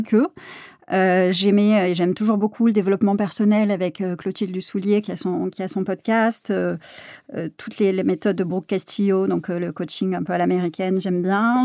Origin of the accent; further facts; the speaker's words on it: south of France, France; moved away as an adult; also born or lived in Aix-en-Provence; now in Paris, France; moi je suis originaire donc du sud de la France. J'ai fait toutes mes études à, Aix-en-Provence